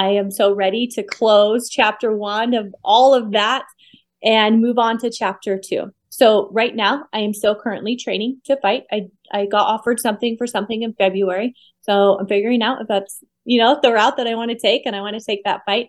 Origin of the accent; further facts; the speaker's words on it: Utah, United States; moved away as an adult; now in Las Vegas, United States; Right now, I am currently living in Las Vegas. I'm originally from Utah